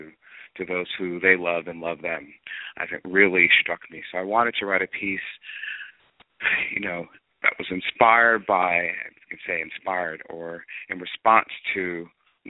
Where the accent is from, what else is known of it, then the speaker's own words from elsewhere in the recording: New Jersey, United States; I grew up in New Jersey